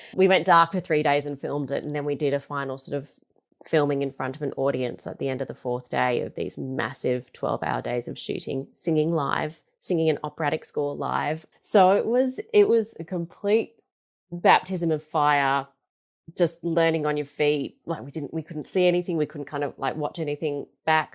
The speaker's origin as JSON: {"language": "English", "town": "Melbourne", "region": "Victoria", "country": "Australia", "tie": "born or raised there", "said": "I grew up in Melbourne. I'm a really proud Melburnian"}